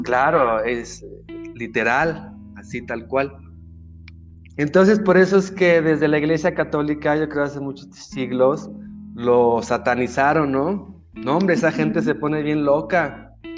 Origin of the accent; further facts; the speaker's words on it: Mexico; otro mexicano